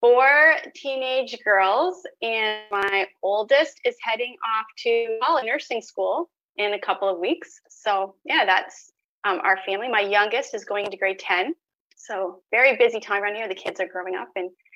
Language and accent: English; Canada; here in Canada